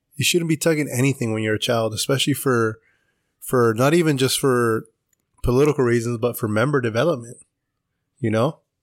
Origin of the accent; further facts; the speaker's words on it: Paso Robles, California, United States; I'm from Paso originally.